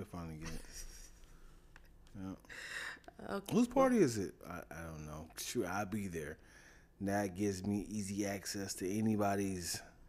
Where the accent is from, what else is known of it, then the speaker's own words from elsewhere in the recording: Colombia; I'm from Colombia. You know, Hispanic people can't use the V word.